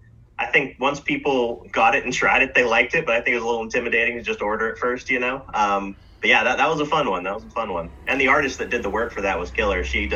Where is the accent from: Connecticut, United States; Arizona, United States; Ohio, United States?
Arizona, United States; now in Pennsylvania, United States; I grew up down in Arizona, so... and my parents always lived, out south growing up.